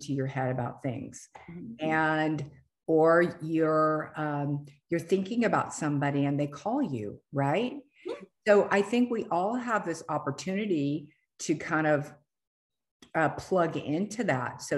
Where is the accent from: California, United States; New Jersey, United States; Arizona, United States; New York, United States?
California, United States; we're both from California